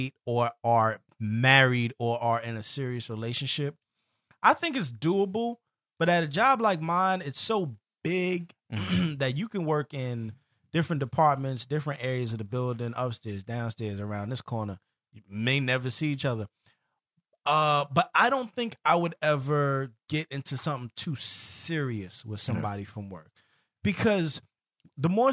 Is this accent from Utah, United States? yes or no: no; New York City, New York, United States; we're from the Bronx, me and …